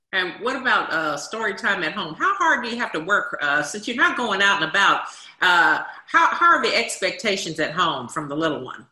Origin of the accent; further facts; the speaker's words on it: Washington, District of Columbia, United States; When I grew up in Washington D.C., we had something called the Officer Friendly Program